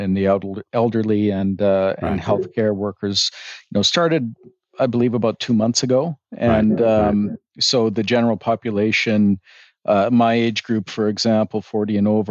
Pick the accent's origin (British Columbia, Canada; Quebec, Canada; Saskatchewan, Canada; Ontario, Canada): Saskatchewan, Canada; northern; moved away as an adult; now in Calgary, Canada; I grew up on a small hobby farm in northern Saskatchewan